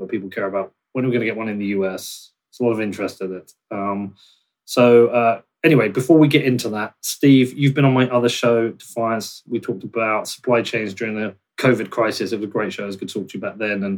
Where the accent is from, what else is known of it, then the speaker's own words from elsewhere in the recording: United Kingdom; the British guy